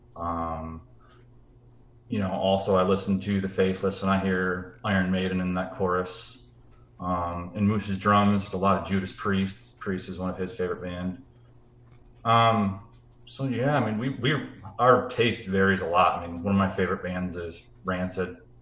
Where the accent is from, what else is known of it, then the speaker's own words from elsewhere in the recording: Grand Rapids, Michigan, United States; Grand Rapids, Michigan, which is where my hometown is